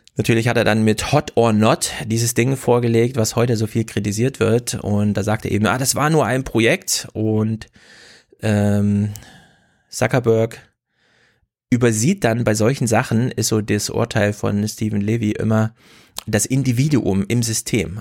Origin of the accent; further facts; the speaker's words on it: Jena, Thuringia, Germany; In Jena, meiner Heimatstadt